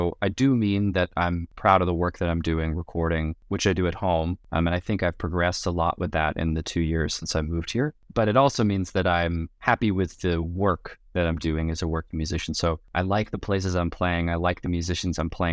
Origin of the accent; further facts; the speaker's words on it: Los Angeles, California, United States; moved away as an adult; also born or lived in New York; now in Chicago, United States; I grew up in Los Angeles, and then I moved across the country to the East Coast to study music production at NYU